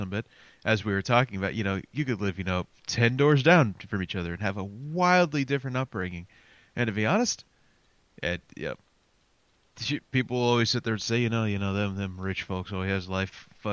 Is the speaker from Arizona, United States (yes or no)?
no; Ohio, United States; I was born in Ohio.